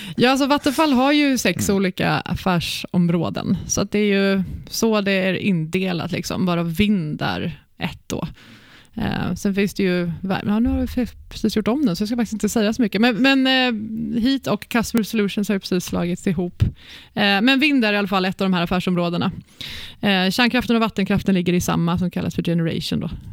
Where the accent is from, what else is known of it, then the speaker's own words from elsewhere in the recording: Växjö, Kronoberg County, Sweden; moved away; also born or lived in Stockholm; jag är uppväxt i Växjö i Småland. Mm. Född i Stockholm men uppväxt i Växjö.